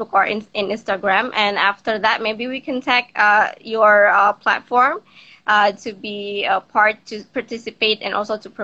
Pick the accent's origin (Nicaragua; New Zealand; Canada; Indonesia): Indonesia; Jakarta; here in my hometown in Jakarta, Indonesia.